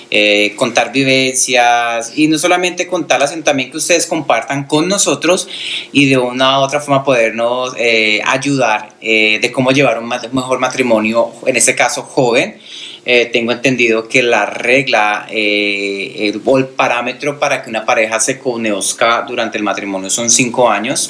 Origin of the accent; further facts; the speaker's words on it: Colombia; now in United States; soy colombiano, radicado en los Estados Unidos ya hace 19 años